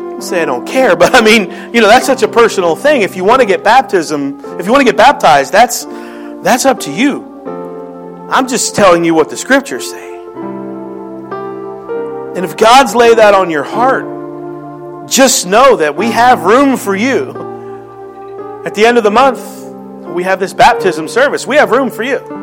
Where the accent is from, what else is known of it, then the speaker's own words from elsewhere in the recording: Philadelphia, Pennsylvania, United States; accent: Philly; moved away; that's my Philly accent